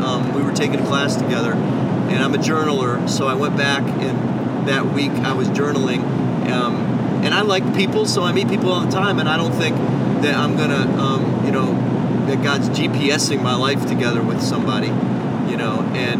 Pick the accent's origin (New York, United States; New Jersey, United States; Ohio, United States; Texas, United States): Ohio, United States; Cleveland; I was living in the Cleveland, Ohio area in my hometown